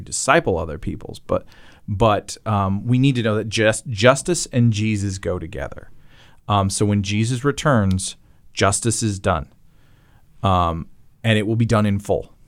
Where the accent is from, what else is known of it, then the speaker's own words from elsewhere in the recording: Canada; accent: Canadian; the way I say against as a Canadian